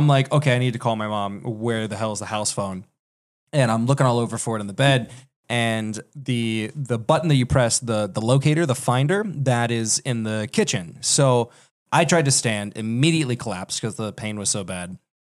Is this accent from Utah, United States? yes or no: no; Sugar Land, Texas, United States; also born or lived in California; I was born in Sugarland, Texas